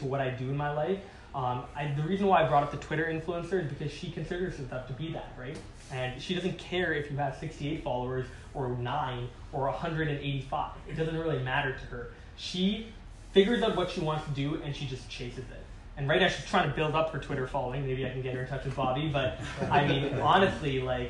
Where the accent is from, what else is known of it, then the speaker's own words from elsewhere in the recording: Singapore; moved away; also born or lived in Calgary; I grew up in Singapore, which was a great country